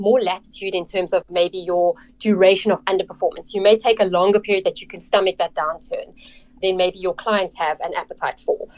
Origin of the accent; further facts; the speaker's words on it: Cape Town, Western Cape, South Africa; I grew up in Cape Town, actually in the northern suburbs of Cape Town